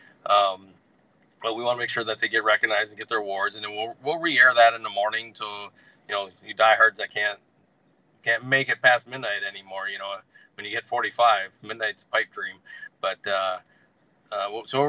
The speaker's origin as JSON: {"language": "English", "region": "Northern Minnesota", "country": "United States", "said": "I'm from Northern Minnesota"}